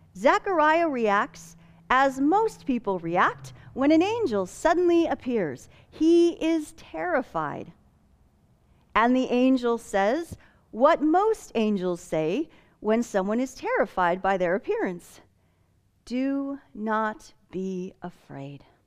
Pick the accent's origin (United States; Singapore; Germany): United States; Fillmore, California; now in Palm Desert, United States; my family attended the Pentecostal Assembly of God Church in my hometown of Fillmore, California